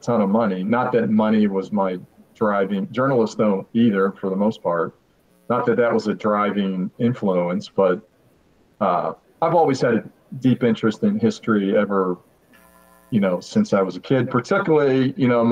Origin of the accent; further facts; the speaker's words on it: Pittsburgh, Pennsylvania, United States; I'm from Western Pennsylvania, grew up in suburban Pittsburgh